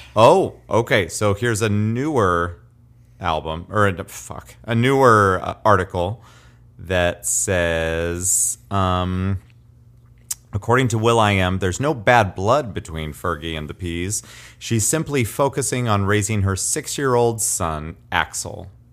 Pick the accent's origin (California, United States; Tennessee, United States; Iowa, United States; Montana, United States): Iowa, United States; Nevada; from my hometown of Nevada